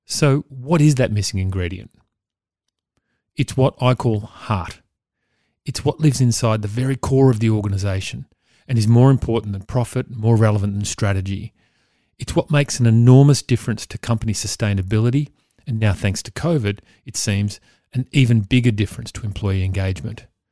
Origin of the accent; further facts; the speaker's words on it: Victoria, Australia; my home state of Victoria